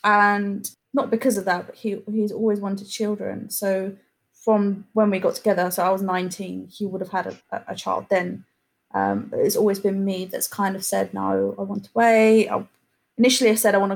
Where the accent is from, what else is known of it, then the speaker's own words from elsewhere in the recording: Essex, East of England, United Kingdom; I am 27 and I'm from Essex